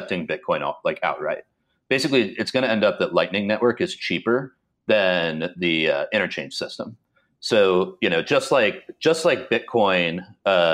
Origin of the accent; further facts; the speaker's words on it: Dallas, Texas, United States; I grew up in Dallas, and the DART line, which is our rapid transit system